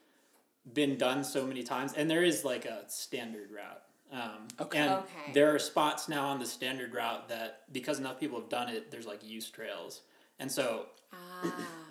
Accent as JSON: {"language": "English", "town": "Conifer", "region": "Colorado", "country": "United States", "tie": "born or raised there", "said": "Colorado, yeah. I grew up in Conifer."}